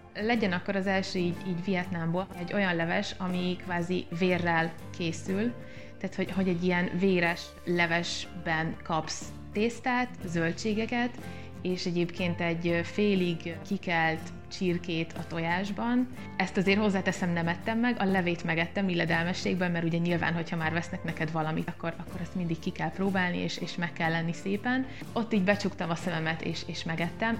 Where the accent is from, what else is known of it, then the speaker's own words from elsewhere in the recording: Zala, Hungary; moved away; aki egyébként ott születtem, és, és nagyon sok időt töltöttem